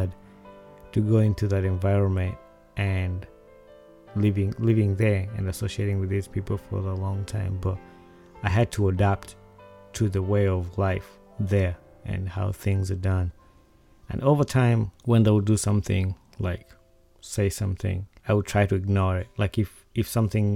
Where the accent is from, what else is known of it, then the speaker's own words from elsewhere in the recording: Uganda; Growing up in Uganda